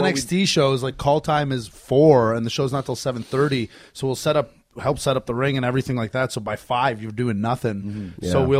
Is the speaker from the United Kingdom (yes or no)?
no; Canada; now in United States; but you live in America, as do I, a Canadian living in America.